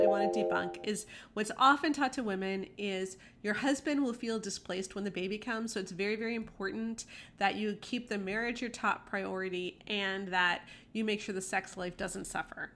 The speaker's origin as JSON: {"language": "English", "country": "Canada", "said": "we're Canadian"}